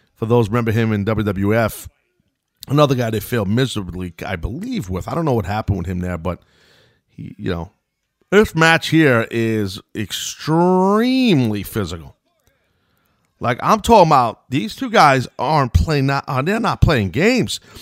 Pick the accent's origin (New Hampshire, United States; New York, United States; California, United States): New York, United States; I'm from New York